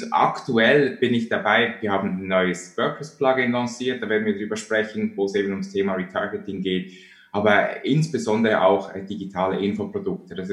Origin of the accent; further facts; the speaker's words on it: Switzerland; now in New York, United States; Ich bin 2009 aus der Schweiz äh, nach New York ausgewandert, weil ich eine Green Card gewonnen habe